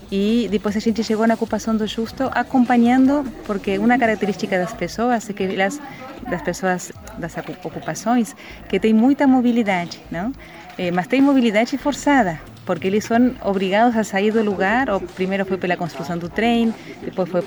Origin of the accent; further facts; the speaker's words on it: Uruguay; Portuguese is a second language; moved away as an adult; now in São Leopoldo, Brazil; eu sou uruguaia, é missionária de Cristo ressuscitado, tenho 52 anos, é, moro aqui em São Leopoldo desde o ano 2000.